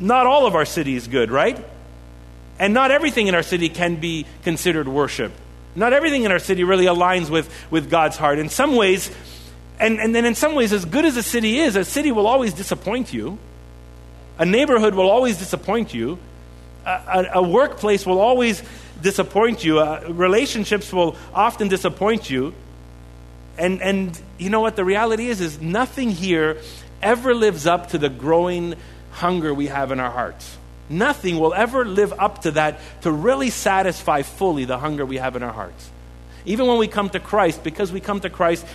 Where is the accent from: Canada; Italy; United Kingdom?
Canada; Montreal, Quebec; we're from Montreal.